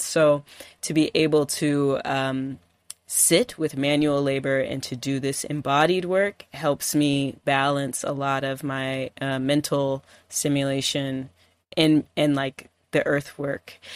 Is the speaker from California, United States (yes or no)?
yes; California, United States; now in Detroit, United States; I grew up in California